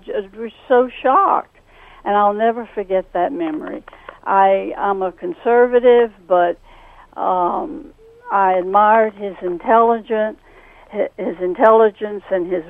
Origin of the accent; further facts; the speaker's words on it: Washington, District of Columbia, United States; moved away; I grew up in Washington, D.C., and I lived there for 26 years.